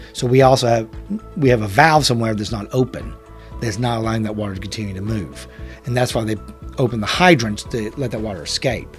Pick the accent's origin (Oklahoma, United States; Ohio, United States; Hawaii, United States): Oklahoma, United States; Chickasha; born and raised in Chickasha